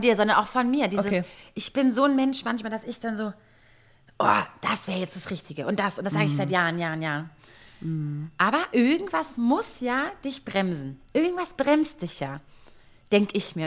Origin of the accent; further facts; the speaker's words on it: Berlin, Germany; als Berliner Girl, Göre